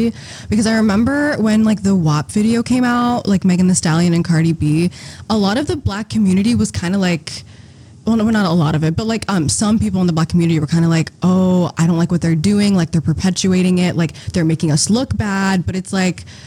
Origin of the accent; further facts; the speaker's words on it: Eritrea; I'm from Eritrea, which is in a country in East Africa